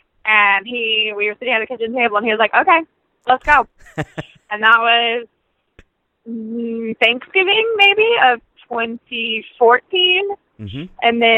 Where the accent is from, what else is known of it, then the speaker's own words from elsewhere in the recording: Memphis, Tennessee, United States; I am from Memphis, Tennessee.